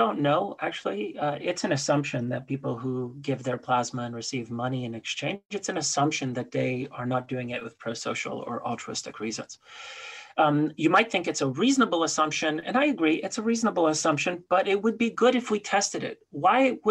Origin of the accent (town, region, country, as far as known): Canada; born or raised there; also born or lived in Poland